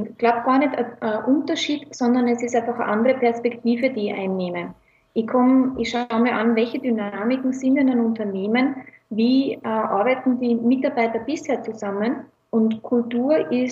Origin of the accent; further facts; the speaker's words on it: Tausendblum, Lower Austria, Austria; now in Vienna, Austria; ursprünglich aus Niederösterreich, aus Tausendblum, um genau zu sein, aber mittlerweile in Wien hauptsächlich gelandet.